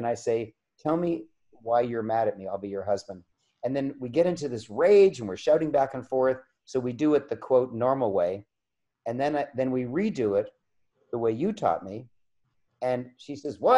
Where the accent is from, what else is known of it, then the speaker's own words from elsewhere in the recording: Canada; I'm a Canadian